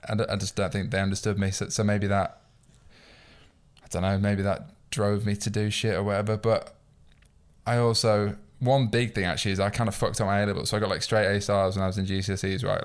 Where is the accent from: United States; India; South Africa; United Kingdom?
United Kingdom; York, Yorkshire and the Humber; moved away as an adult; now in London, United Kingdom; I'm not from London. Like, my, my mum's from London, my dad's Irish, she's from Dublin, but I grew up in York, where I'm from